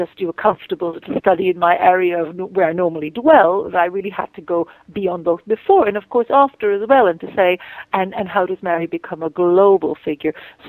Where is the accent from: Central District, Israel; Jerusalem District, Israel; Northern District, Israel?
Jerusalem District, Israel; Jerusalem; And I come from Jerusalem myself. I know a lot of the places.